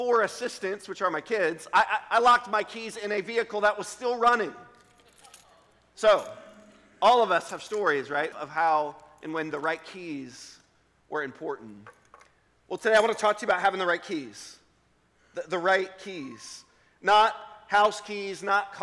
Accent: Richmond, Virginia, United States; I grew up in Richmond, Virginia

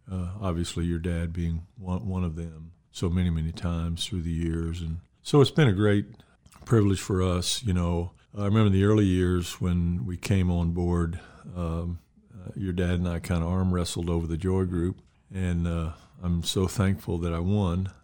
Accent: Mobile, Alabama, United States; I grew up in Mobile, Alabama. I was born there, reared there

